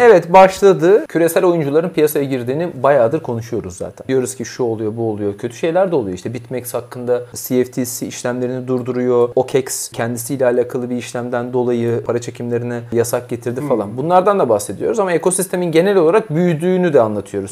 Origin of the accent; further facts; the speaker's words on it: İzmir, Turkey; Ben de bir İzmirli olarak